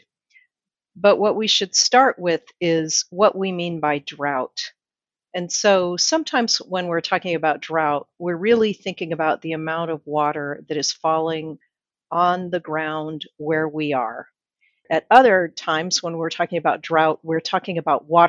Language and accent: English; Utah, United States; now in Phoenix, United States; Utah, my home state, Arizona, I'm in Phoenix